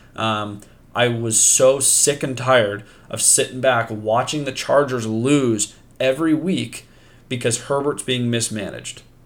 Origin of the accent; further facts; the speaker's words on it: Pacific Northwest, United States; I am from the Pacific Northwest